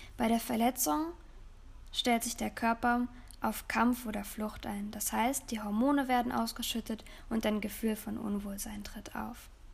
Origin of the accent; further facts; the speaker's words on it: Germany; bei uns in Deutschland